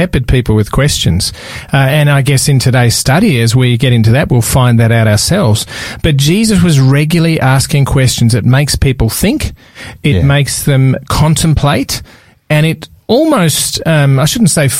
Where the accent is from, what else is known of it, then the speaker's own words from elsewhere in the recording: Melbourne, Victoria, Australia; I was from Melbourne